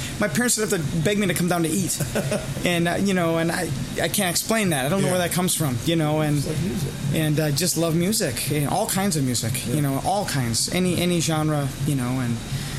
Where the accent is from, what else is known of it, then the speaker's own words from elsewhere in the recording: Crivitz, Wisconsin, United States; I grew up in a small town north on a farm. I grew up in Crivitz, Wisconsin, and with no background at all.